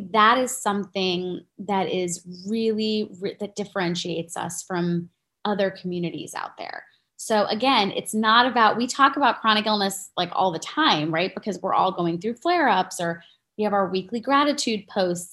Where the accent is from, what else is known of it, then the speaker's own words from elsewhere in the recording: New York, United States; I'm also a New Yorker